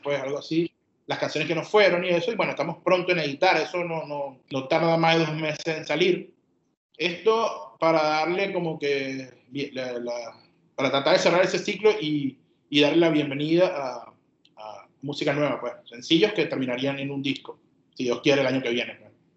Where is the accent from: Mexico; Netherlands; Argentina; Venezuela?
Venezuela; Puerto La Cruz, Anzoátegui; Nosotros somos de Puerto La Cruz